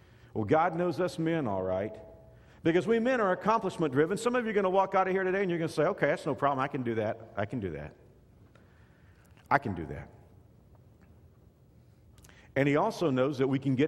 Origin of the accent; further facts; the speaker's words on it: Texas, United States; now in Kansas, United States; When I grew up in Texas